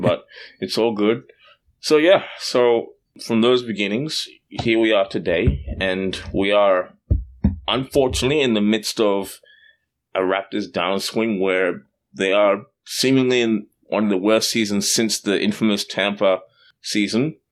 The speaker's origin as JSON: {"language": "English", "country": "Australia", "tie": "born or raised there", "said": "I grew up in Australia"}